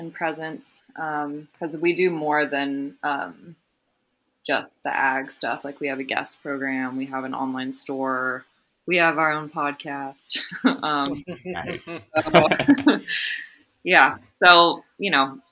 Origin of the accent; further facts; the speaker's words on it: Houston, Texas, United States; moved away as an adult; also born or lived in Washington, D.C. / Colorado; I grew up in Houston, Texas. Lived there until high school graduation